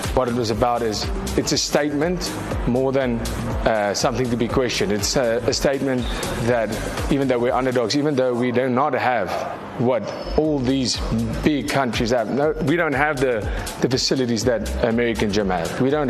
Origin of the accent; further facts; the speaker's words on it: South Africa; we are South African